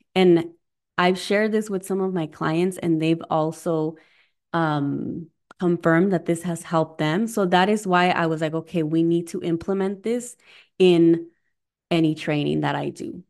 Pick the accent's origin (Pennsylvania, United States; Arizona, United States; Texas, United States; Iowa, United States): Arizona, United States; moved away as an adult; also born or lived in Southern California / California; now in Midwest, United States; I'm originally from Arizona, was born in California.